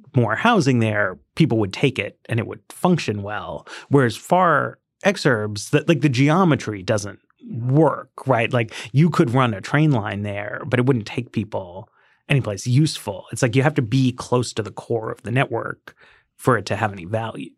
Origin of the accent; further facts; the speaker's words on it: New York City, New York, United States; I grew up in Greenwich Village